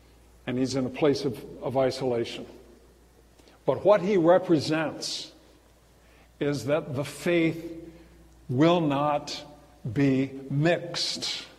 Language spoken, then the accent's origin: English; California, United States; And I rolled the window down, I called up, I'm from California, why'd you leave?